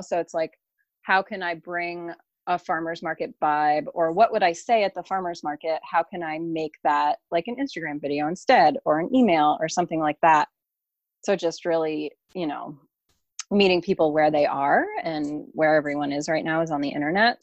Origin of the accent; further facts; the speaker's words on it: Southeastern Connecticut, United States; I'm from Southeastern Connecticut